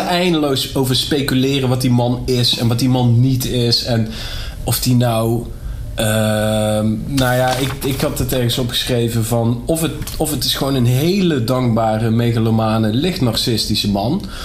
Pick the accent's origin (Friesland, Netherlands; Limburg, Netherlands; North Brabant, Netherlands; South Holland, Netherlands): Limburg, Netherlands; Nederweert; toen ik jong was in Nederweert.